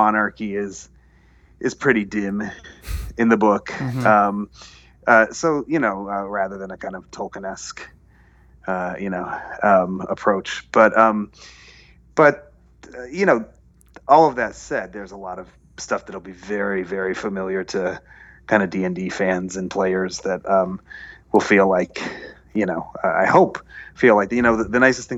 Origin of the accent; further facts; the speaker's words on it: United States; being Arab American, growing up in a kind of immigrant community here